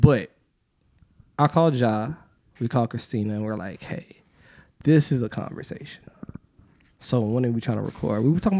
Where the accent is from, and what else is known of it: Atlanta, Georgia, United States; born or raised there